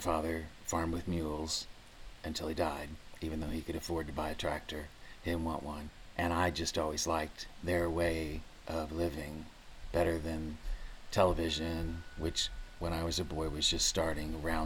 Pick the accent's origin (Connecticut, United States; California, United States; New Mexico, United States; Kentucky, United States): Kentucky, United States; Maysville; also born or lived in Northern Indiana; I'm one of probably 50% of the population of Kentucky that was actually born here. I've lived here all my life, except when I went to college up north. And I am one of 14 children, the 13th born, which was essential for running a farm when I was a child. And I hail from Maysville